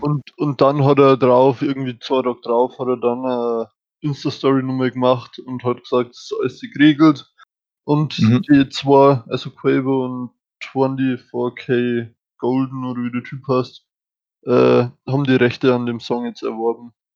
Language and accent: German; Germany; wir als Deutsche